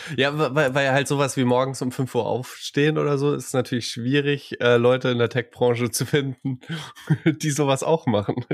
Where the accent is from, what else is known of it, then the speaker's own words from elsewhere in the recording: Saarland, Germany; als Saarländer